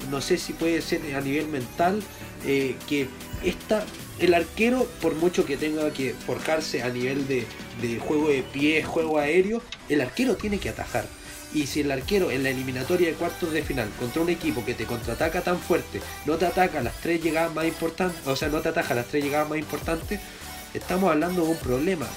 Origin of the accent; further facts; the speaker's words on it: Chile; yo como chileno